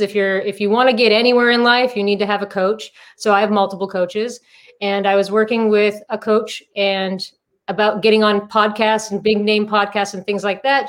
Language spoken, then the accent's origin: English; Massachusetts, United States; moved away as an adult; also born or lived in Southern California; now in Palm Desert, United States; I'm originally from Massachusetts. I transplanted to Southern California in 2002.